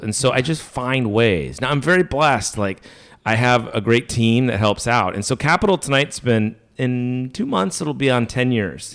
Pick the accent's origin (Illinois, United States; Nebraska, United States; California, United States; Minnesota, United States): Minnesota, United States; moved away; also born or lived in Arkansas; I'm from Minnesota. I went to high school in Arkansas